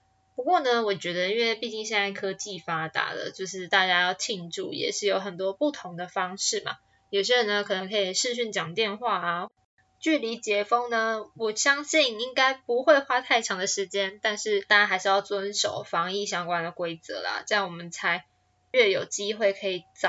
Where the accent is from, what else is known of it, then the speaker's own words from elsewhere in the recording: Taichung, Taiwan; moved away as an adult; now in Taipei, Taiwan; 我来到台北也四年了，我当初是因为考上台北的大学，所以我从台中搬到台北来哦。